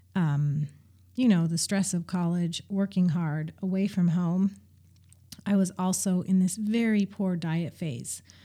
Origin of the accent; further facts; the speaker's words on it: Montana, United States; moved away as an adult; also born or lived in Salem, Oregon; I grew up in Montana for the most part.